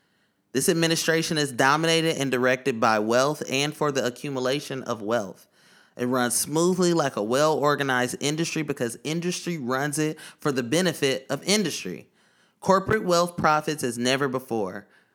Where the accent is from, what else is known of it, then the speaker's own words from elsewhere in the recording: Oakland, California, United States; Pronouns he, him. I'm from Deep East Oakland, California.